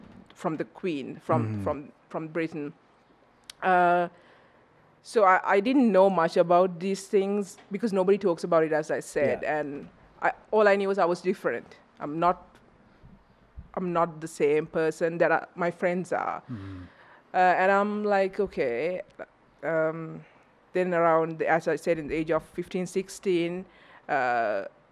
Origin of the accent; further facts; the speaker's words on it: Sri Lanka; moved away as an adult; I'm originally from Sri Lanka.